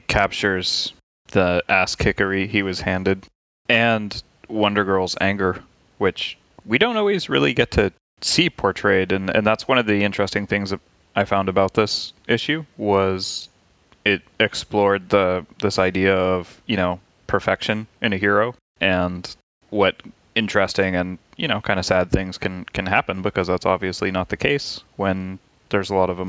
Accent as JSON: {"language": "English", "country": "United States", "said": "As an American"}